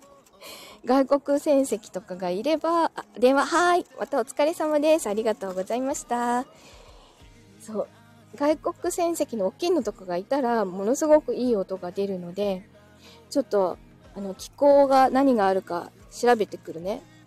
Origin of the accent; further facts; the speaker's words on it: Yokohama, Kanagawa, Japan; 自分は、横浜生まれだしね。いい横浜に住んでるでしょ